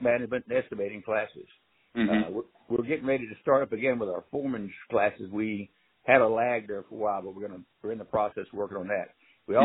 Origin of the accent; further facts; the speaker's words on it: Houston, Texas, United States; I was born in Houston May 1st, 1948